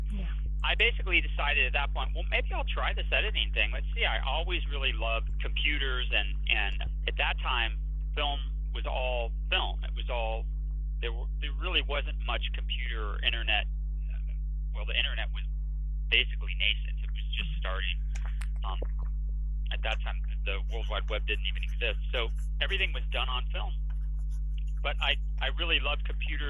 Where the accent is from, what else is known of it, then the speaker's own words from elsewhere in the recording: Los Angeles, California, United States; I grew up in Los Angeles